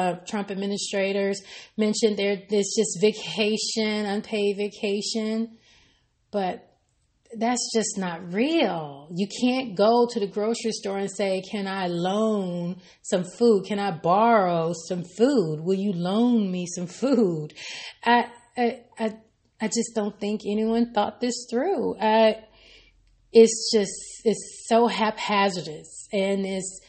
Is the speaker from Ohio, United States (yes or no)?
no; Arkansas, United States; from my home state in Arkansas